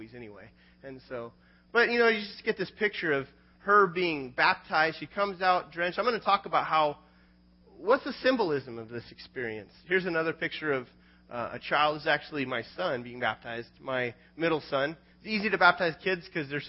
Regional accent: United States

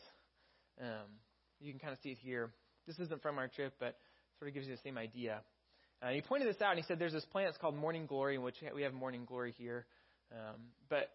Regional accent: Texas, United States; now in California, United States; I'm from Texas

